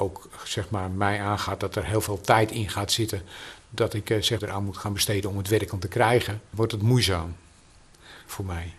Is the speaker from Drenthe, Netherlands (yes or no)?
no; Amsterdam, North Holland, Netherlands; ik ben een echte Amsterdammer